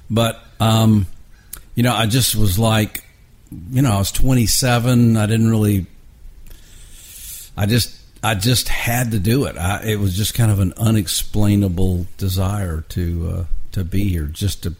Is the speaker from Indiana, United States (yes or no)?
no; Atlanta, Georgia, United States; also born or lived in Texas; now in Nashville, United States; I grew up in Atlanta